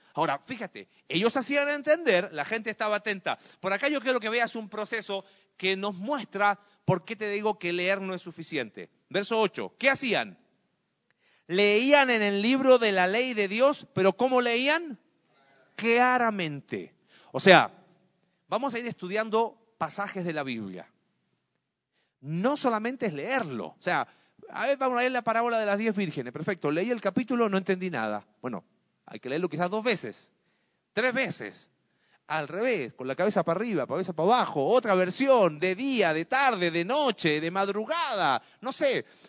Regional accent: Mexico; como sociedad mexicana y latina

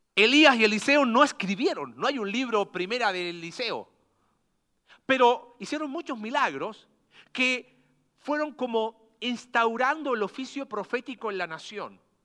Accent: Coquimbo, Chile; ¿de dónde eres tú? De Coquimbo.

